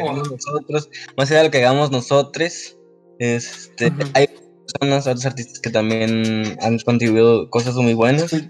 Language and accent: Spanish; Mexico; lo que somos como consumidores en Latinoamérica, en México